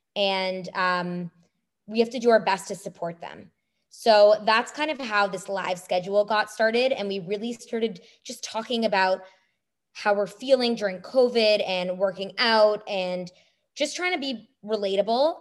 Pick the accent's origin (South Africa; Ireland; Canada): Canada; now in United States; I'm a Canadian